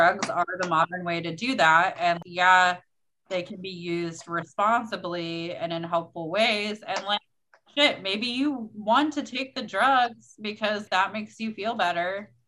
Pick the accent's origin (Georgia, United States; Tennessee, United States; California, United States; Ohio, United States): Ohio, United States; Cincinnati; also born or lived in Kentucky; I'm originally from Cincinnati, but then I lived in Kentucky for